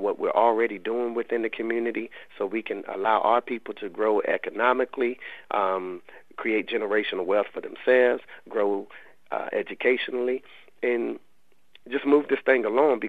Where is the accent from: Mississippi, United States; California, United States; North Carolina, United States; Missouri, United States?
North Carolina, United States; Raleigh; I'm from the Lane Street Housing Projects in Raleigh. And I lived over half my life in those projects